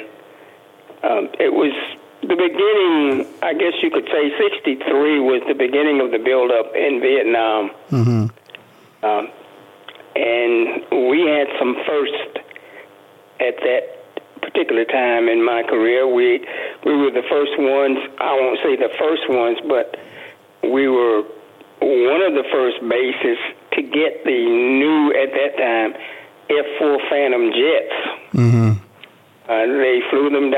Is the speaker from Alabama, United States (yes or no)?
yes; Andalusia, Alabama, United States; moved away as an adult; also born or lived in Tampa, Florida / California / Korea; now in Las Vegas, United States; I'm from a small town in Alabama called Andalusia